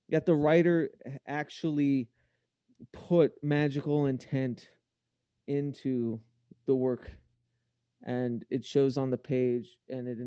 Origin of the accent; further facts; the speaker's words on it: United States; I'm American.